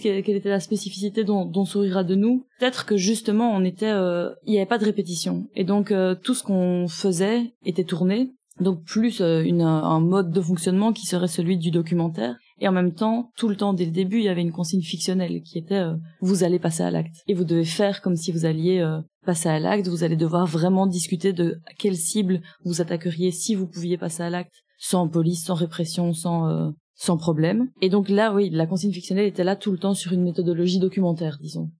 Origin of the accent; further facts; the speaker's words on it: Vitrival, Wallonia, Belgium; dans mon village natal